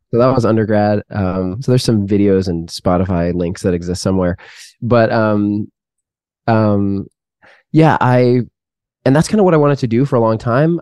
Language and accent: English; Seattle, Washington, United States; moved away as an adult; also born or lived in Canada; now in Texas, United States; born in Canada, raised in the Seattle area